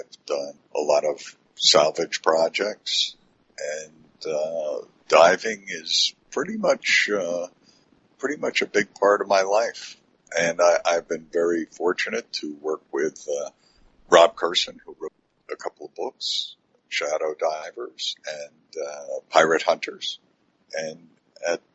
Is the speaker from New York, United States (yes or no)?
yes; Long Island, New York, United States; I grew up on Long Island.